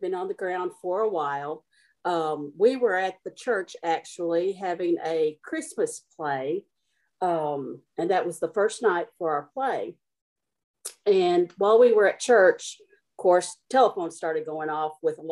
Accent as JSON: {"language": "English", "town": "Mayfield", "region": "Kentucky", "country": "United States", "tie": "born or raised there", "said": "I was raised here for most of my life. I was born in Mayfield. I went to school in Mayfield"}